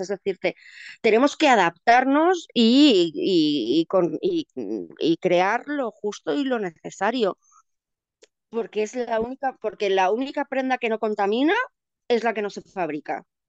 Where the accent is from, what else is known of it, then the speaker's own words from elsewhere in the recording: Madrid, Community of Madrid, Spain; como madrileña